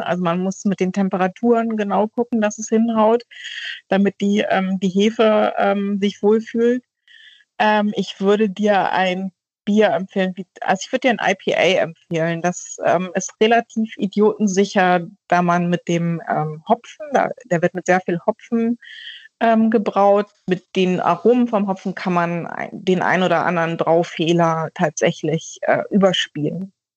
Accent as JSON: {"language": "German", "area": "North Frisia", "region": "Schleswig-Holstein", "country": "Germany", "tie": "born or raised there", "moved": "yes", "lives_now": "Hamburg, Germany", "said": "Ich bin in Nordfriesland groß geworden"}